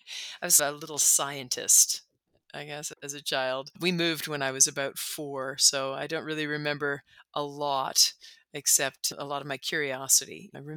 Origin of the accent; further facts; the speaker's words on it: Calgary, Alberta, Canada; born there; now in Toronto, Canada; Originally, I was born in Calgary. We didn't live there very long. My father worked for the government. So we moved around a whole lot from city to city, from province to province.